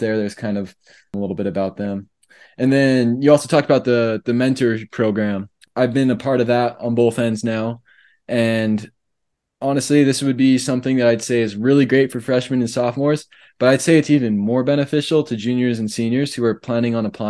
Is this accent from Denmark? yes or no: no; Canada; moved away as an adult; now in Provo, United States; as a Canadian